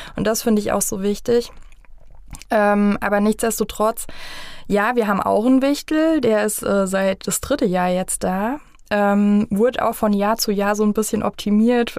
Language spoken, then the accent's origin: German; Vogelsberg, Hesse, Germany; ich bin jetzt aus dem Vogelsberg